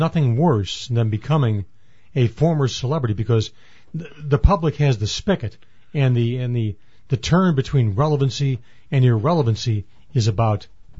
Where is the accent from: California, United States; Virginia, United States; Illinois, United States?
Illinois, United States; Northfield; Hey, I'm a Bohemian from Northfield.